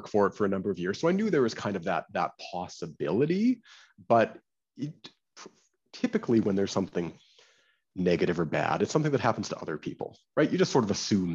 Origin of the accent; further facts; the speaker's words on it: Canada; now in New York, United States; And I'm Canadian. I don't know if people can hear from my accent or not